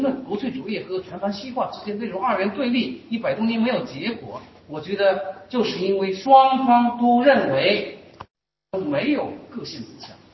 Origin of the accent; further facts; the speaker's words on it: China; 我们中国人也是人，我们中国人无不具有。